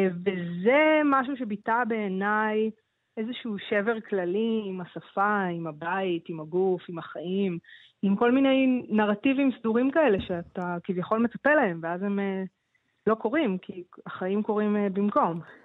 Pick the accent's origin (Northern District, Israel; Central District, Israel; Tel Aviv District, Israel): Central District, Israel; Ramla; also born or lived in New York; זו שפה שגדלתי ברמלה